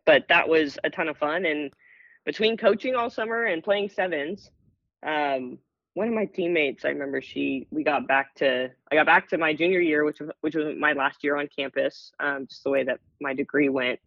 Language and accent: English; Seattle, Washington, United States; my backyard of my hometown